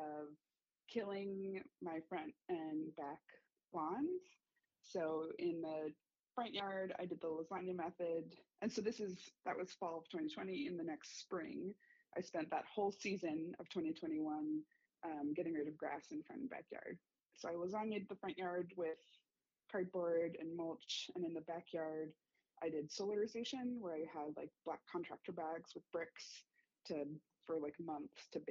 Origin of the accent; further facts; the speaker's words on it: California, United States; moved away as an adult; now in Berkley, Michigan, United States; I moved to Michigan in the fall of 2020. I am originally from California